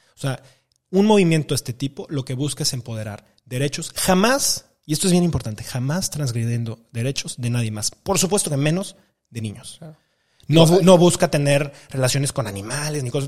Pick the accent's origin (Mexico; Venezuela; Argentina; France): Mexico; como mexicanos